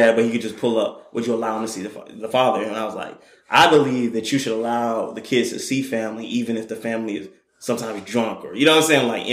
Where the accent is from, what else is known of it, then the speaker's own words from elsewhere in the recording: Douglasville, Georgia, United States; I am proud of my county where I grew up in. I grew up in Miami. I grew up in Pawnee County. I grew up in Douglasville